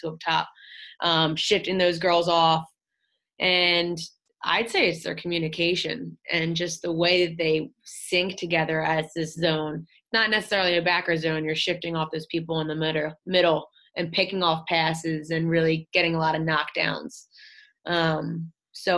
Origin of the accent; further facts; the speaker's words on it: Philadelphia, Pennsylvania, United States; also born or lived in Colorado; I'm from Philadelphia and played three sports and throughout high school